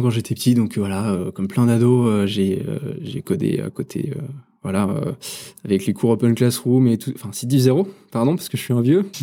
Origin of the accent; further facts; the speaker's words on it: Normandy, France; C'est une réponse de Normand. Je suis Normand.